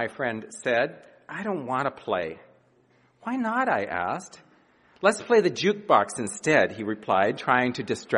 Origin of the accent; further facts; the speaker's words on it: Montana, United States; moved away; I grew up in Montana